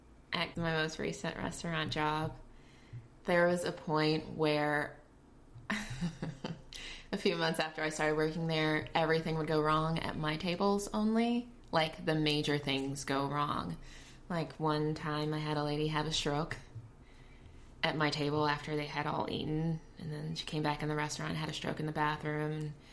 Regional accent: Fort Lauderdale, Florida, United States; also born or lived in Jamaica; My nationality is Jamaican. I was born in Jamaica. But I've been in the States since I was 3 years old. But I used to go back every summer to visit my father. And then I grew up in Fort Lauderdale, in between Fort Lauderdale and Miami area.

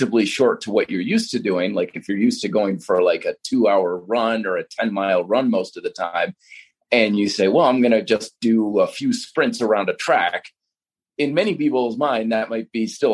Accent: Vermont, United States; when I was growing up in Vermont.

